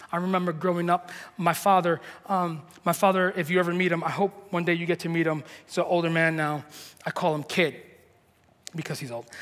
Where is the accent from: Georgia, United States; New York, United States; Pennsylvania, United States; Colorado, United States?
New York, United States; moved away; we're from New York